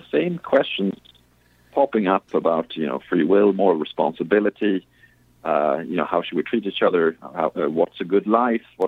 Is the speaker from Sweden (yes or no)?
yes; Sweden; moved away; I grew up in Sweden